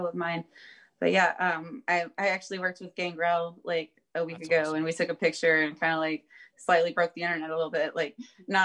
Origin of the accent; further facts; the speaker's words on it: Jacksonville, Florida, United States; my hometown, no big deal. Like I live here